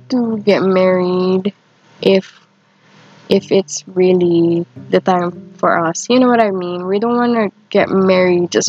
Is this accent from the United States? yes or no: no; Philippines; growing up in the Philippines